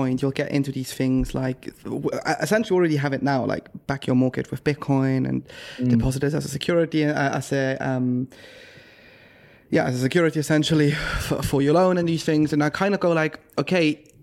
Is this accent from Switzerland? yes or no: yes; Switzerland; I grew up in Switzerland